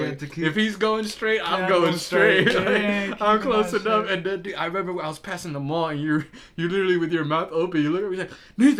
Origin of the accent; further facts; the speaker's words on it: Texas, United States; moved away; I grew up in Texas